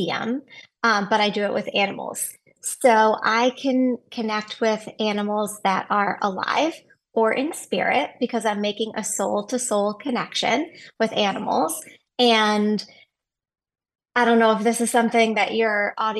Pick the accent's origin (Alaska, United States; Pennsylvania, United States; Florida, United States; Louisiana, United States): Pennsylvania, United States; Philadelphia; moved away as an adult; now in Texas, United States; I moved to Texas in 98 and I grew up actually in Philadelphia. So I'm an East Coaster